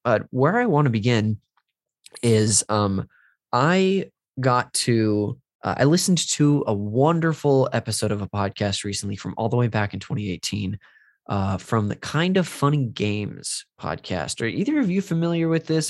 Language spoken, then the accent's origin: English; Modesto, California, United States; moved away; my hometown when I was visiting uh, Modesto